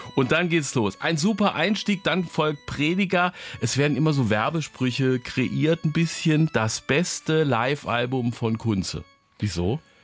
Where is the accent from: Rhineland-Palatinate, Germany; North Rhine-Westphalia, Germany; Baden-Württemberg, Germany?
Rhineland-Palatinate, Germany; Zweibrücken; meiner Heimatstadt Zweibrücken